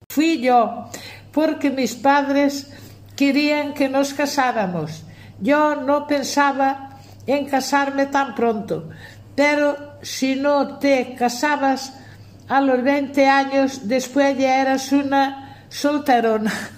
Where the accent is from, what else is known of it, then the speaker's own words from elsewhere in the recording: Aios, Galicia, Spain; Cuando mis padres se casaron yo tenía dos años, nací en Ayos.